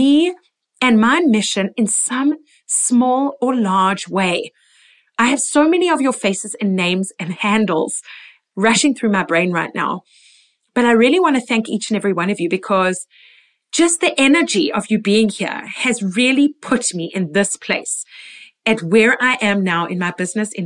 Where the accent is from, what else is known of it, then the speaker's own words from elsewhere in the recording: Port Elizabeth, Eastern Cape, South Africa; moved away as an adult; also born or lived in Israel / London; our hometown in Port Elizabeth